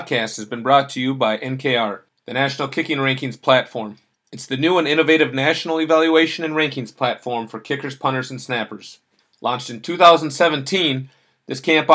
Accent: Minnesota, United States; I'm from Minnesota

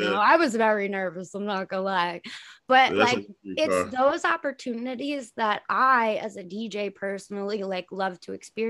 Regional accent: Long Island, New York, United States; we're from Long Island

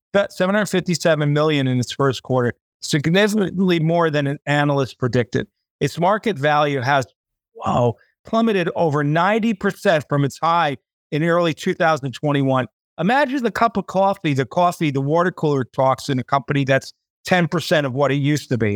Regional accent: United States; now in Thailand; I'm American

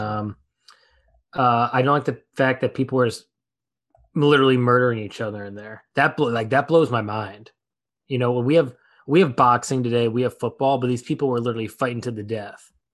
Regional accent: United States; we're from America

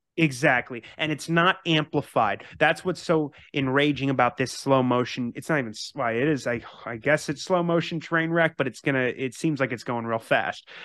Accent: Massachusetts, United States; I was born in Massachusetts

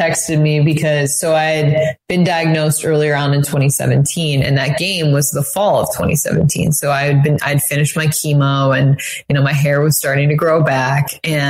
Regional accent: Saratoga Springs, New York, United States; So I grew up outside of Albany in Saratoga, and My parents are actually from Massachusetts, but they decided to move to Saratoga

